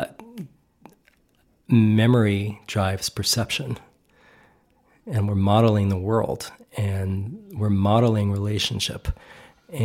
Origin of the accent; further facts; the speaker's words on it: New York, United States; I'm from New York, you know, my dad was from the Bronx and my mother's from Brooklyn